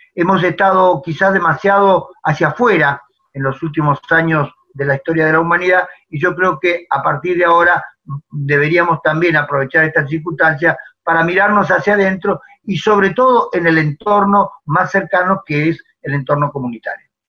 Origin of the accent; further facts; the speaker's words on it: La Pampa, Argentina; also born or lived in Buenos Aires; Estoy en La Pampa, de donde soy oriundo, pampeano, nacido y criado